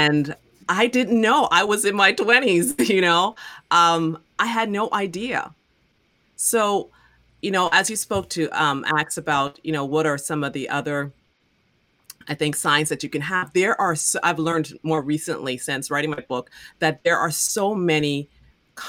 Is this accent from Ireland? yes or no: no; Bahamas; I'm from the Bahamas